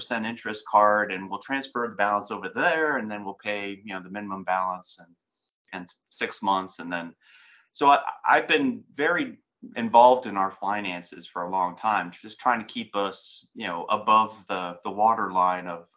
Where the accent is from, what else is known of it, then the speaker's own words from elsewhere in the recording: New Jersey, United States; I grew up in New Jersey in the 70s